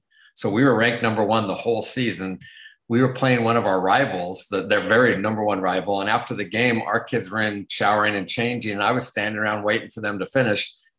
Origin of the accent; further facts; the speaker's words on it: West Coast, United States; I'm originally from the West Coast, so it was the Pac-10 at the time